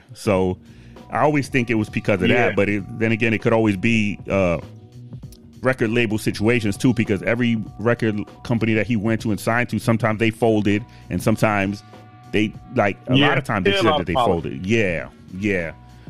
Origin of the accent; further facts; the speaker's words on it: Boston, Massachusetts, United States; And you gotta think, I came from Boston. So, I mean, shit. We didn't listen to that shit at all.